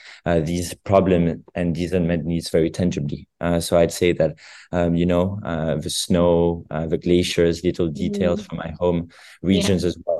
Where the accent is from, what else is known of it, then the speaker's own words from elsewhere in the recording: Geneva, Switzerland; when I grew up in Geneva